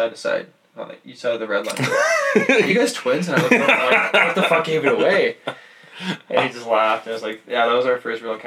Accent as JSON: {"language": "English", "town": "Caledonia", "region": "Ontario", "country": "Canada", "tie": "born or raised there", "said": "my hometown team of Caledonia"}